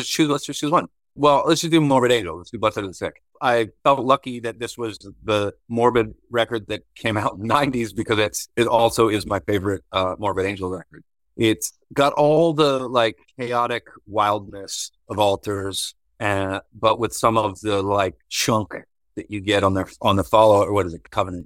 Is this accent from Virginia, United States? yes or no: yes; Virginia, United States; moved away as an adult; also born or lived in Georgia; when I first moved to Georgia in 2000, he was a friend of mine from growing up in Virginia